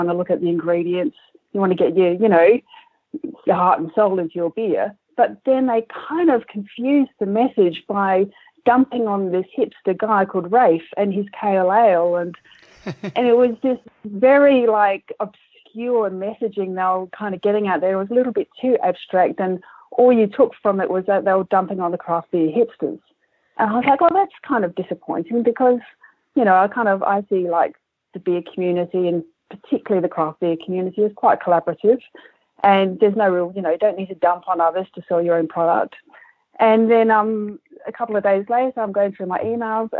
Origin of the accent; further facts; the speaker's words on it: Adelaide, South Australia, Australia; I grew up in Kensington Park, which was down the road from the Coopers' original Leabrook Brewery.